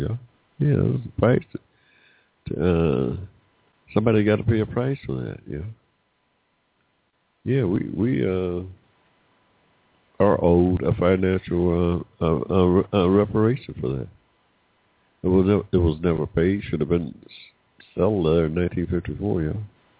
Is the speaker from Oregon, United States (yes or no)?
no; Georgia, United States; born there; I was born here in Georgia in 1945 with no 14th Amendment rights